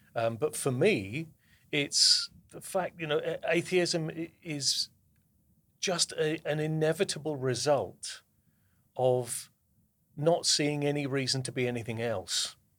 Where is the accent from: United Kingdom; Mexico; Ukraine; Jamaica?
United Kingdom; the south of England; moved away as an adult; now in New Jersey, United States; I was, uh, born and brought up in the south of England, and I moved to the United States, uh, in twenty fifteen.